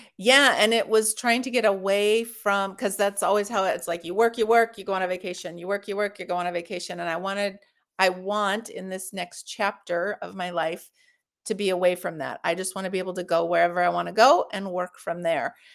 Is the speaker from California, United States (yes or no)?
yes; Los Angeles, California, United States; moved away; I'm from Los Angeles originally